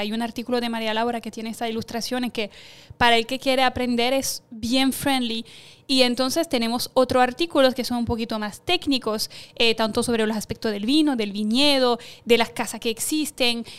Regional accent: France; moved away as an adult; now in Puerto Rico; yo como francesa

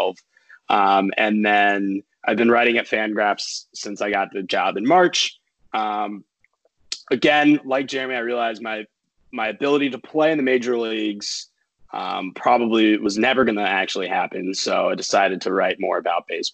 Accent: Northern Virginia, United States; also born or lived in San Francisco; from Northern Virginia. Was originally born in San Francisco

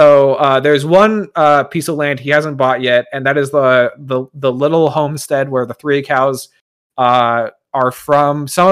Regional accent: Virginia, United States; I'm a man from Virginia.

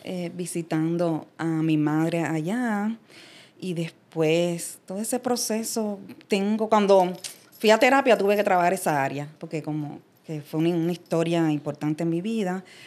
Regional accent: Havana, Cuba; moved away as an adult; also born or lived in United States; now in Puerto Rico; yo salí de Cuba a la edad de 28 años, o sea que yo me crié allá toda mi vida. Y soy de la zona como del viejo San Juan, que es el área de Jesús María

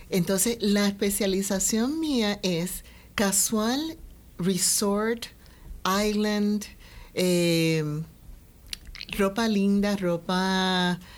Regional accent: Puerto Rico; yo soy de Puerto Rico, nacida y criada aquí en Puerto Rico, y siempre con el gran deseo de ser de gran contribución a nuestro país.

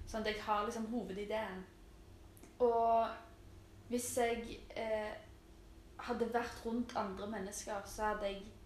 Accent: Stavanger, Rogaland, Norway; moved away as an adult; now in Oslo, Norway; Jeg er jo fra Storhaug. Mm. Stavangers beste bydel

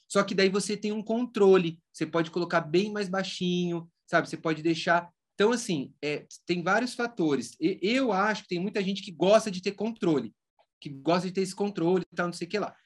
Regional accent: Rio Claro, São Paulo, Brazil; moved away as an adult; eu resolvi voltar aqui para o interior de São Paulo, então eu voltei para Rio Claro

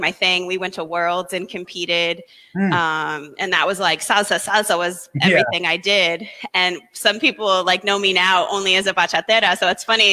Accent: St. Louis, Missouri, United States; moved away as an adult; now in Boston, United States; I'm originally from St. Louis, so I'm not from the Northeast at all

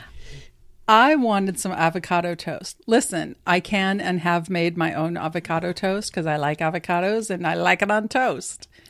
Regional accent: California, United States; I'm from California

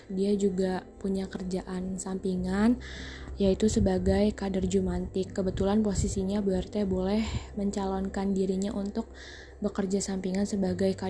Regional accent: Jakarta, Indonesia; born there; Gue tinggal di daerah Jakarta Selatan, khususnya daerah Kebayoran Lama. Gue lahir di Jakarta pada tanggal 5 Juli 2003.

